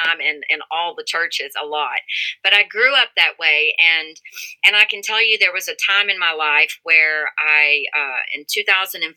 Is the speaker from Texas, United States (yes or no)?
yes; Texas, United States; moved away as an adult; now in Colorado, United States; I grew up in Texas, in the great state of Texas